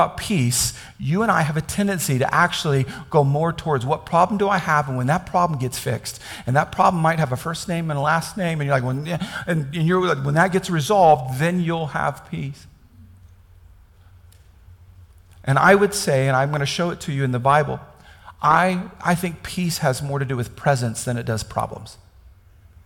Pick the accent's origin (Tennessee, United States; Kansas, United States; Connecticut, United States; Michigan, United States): Kansas, United States; I grew up in Kansas.